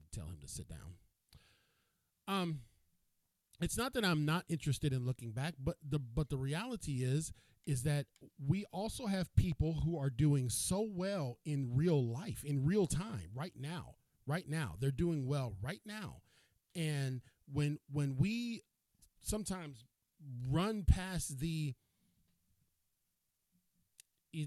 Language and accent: English; Cleveland, Ohio, United States; moved away; I am from Cleveland, Ohio. I'm originally from Cleveland.